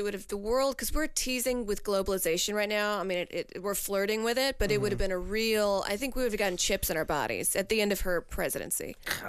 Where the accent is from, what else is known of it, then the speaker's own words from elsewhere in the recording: Louisiana, United States; moved away; I'm from Louisiana